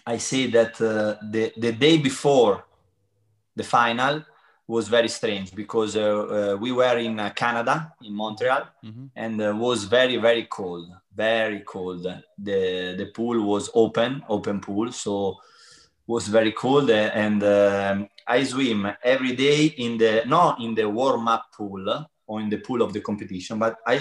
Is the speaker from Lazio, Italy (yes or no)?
no; Pesaro, Marche, Italy; English is a second language; moved away as an adult; also born or lived in Turin; I moved to Pesaro, my hometown, when I stop when I finish my school. I move from Pesaro to Torino